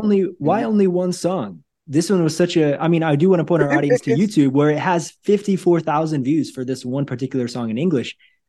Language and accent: English; Northwest Missouri, United States; moved away as an adult; also born or lived in Brazil / Hawaii / Asia; I grew up in Northwest Missouri.